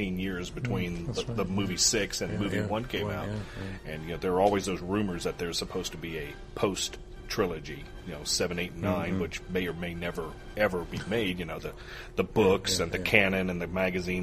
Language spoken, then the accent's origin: English; Charlotte, North Carolina, United States; live in Charlotte, North Carolina, my hometown